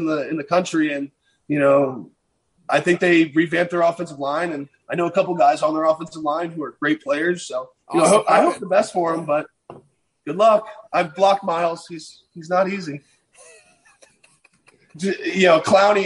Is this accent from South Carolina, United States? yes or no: no; Virginia, United States; moved away; I grew up in Virginia